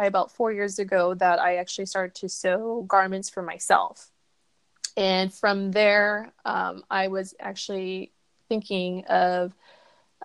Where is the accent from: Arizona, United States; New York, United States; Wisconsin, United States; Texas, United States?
Arizona, United States; I am from Arizona in the United States